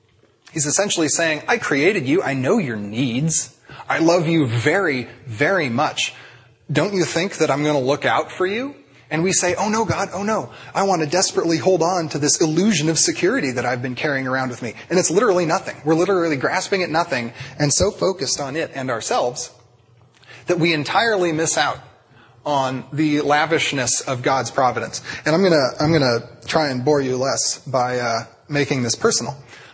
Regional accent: Princeton, New Jersey, United States; I'm going to move out and I'm going to be a street missionary because I'm from Princeton.

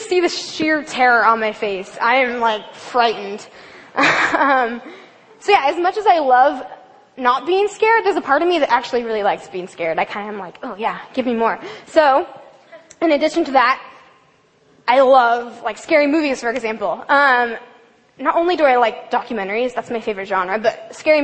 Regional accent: Olympia, Washington, United States; I grew up in Olympia, O-Town represent

